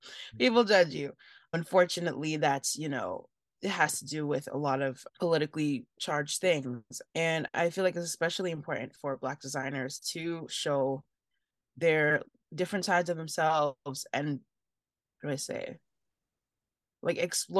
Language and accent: English; Nigeria; I mean, there's so many as a Nigerian, there's so many Nigerians that are succeeding in that field.